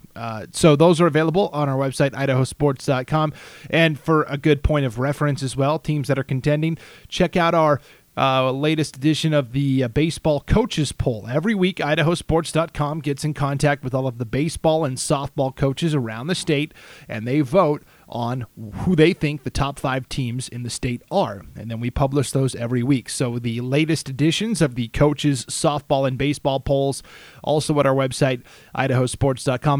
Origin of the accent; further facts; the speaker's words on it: Montana, United States; I grew up in Montana